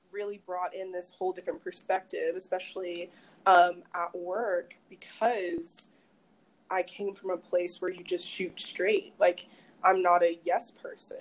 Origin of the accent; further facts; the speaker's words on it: Madison, Mississippi, United States; also born or lived in Maryland / New York; I grew up here. I'm originally from Maryland, moved to Mississippi when I was 10. So middle school, high school, all of that here